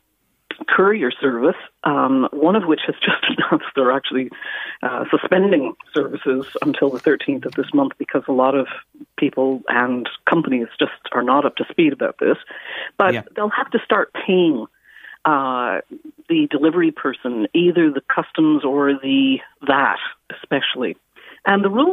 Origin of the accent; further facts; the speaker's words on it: Canada; moved away as an adult; I'm a Canadian who has lived here for nearly 40 years